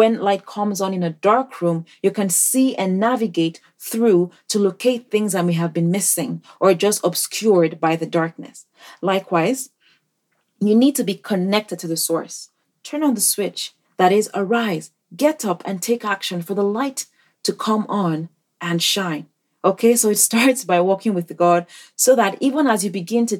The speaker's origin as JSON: {"language": "English", "country": "Nigeria", "moved": "yes", "said": "in Nigeria, my home country"}